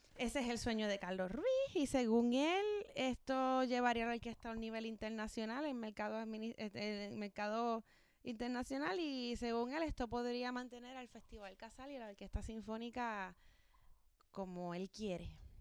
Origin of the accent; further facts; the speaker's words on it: Ponce, Puerto Rico; moved away; Yo soy de Ponce